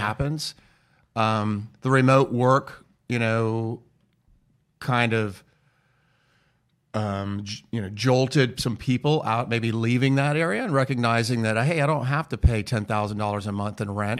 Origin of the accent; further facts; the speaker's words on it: United States; also born or lived in Florence, Italy; we're from the United States